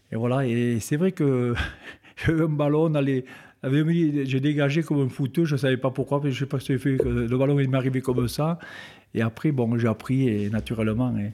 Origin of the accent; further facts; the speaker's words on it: Betpouy, Occitania, France; also born or lived in Lourdes; pas né à Betpouy, je suis originaire de Betpouy, je ah. suis né à Lourdes.